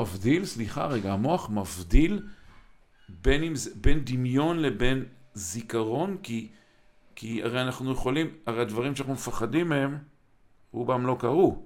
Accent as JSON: {"language": "Hebrew", "town": "Kiryat Motzkin", "region": "Haifa District", "country": "Israel", "tie": "born or raised there", "moved": "yes", "said": "אני גדלתי בקריית מוצקין"}